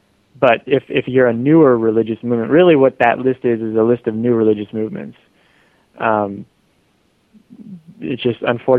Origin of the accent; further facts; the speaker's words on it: United States; my own perspective as an American.